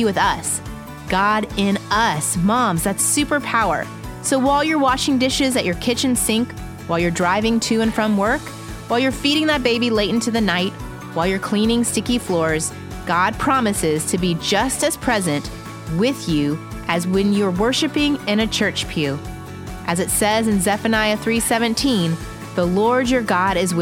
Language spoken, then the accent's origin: English; Indianapolis, Indiana, United States; That's my hometown